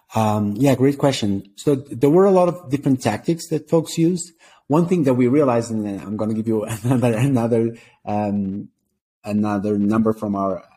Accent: Portugal; moved away as an adult; now in Colombia; I'm from Portugal originally.

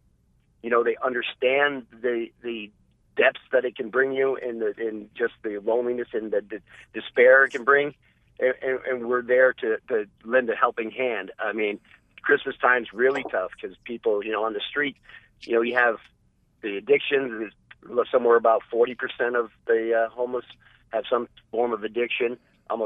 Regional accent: New England, United States; born and raised in New England

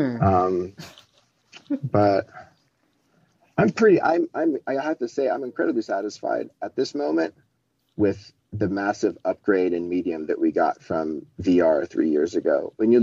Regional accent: Colorado, United States; As I was growing up in Colorado, his studio house was like three blocks up the hill from my Catholic school

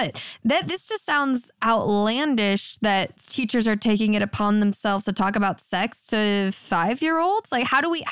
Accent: United States; my experience growing up in America

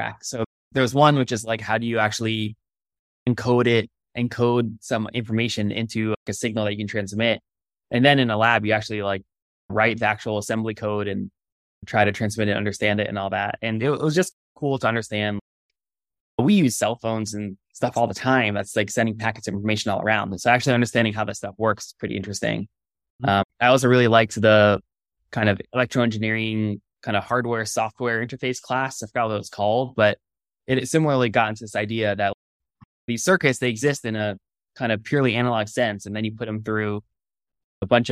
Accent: Connecticut, United States; moved away as an adult; also born or lived in California; I grew up in the East Coast in Connecticut and then came out west to college to Stanford

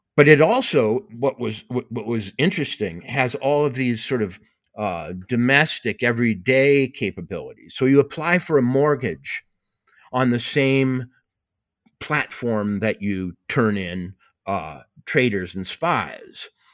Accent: Montana, United States; I said I was from Montana

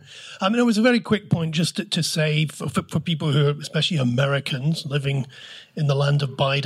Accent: Scotland, United Kingdom; I'm from Scotland

